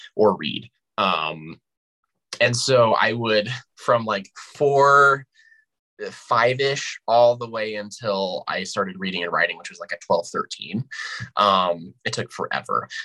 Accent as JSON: {"language": "English", "town": "Albuquerque", "region": "New Mexico", "country": "United States", "tie": "born or raised there", "said": "born and raised New Mexican"}